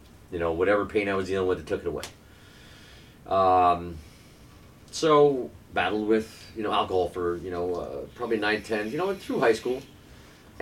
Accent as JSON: {"language": "English", "town": "Albany", "region": "New York", "country": "United States", "tie": "born or raised there", "said": "I grew up in Albany, New York"}